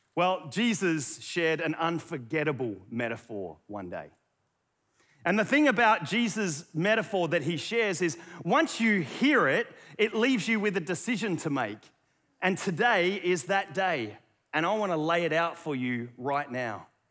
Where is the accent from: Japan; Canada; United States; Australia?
Australia; accent: Aussie; my Aussie accent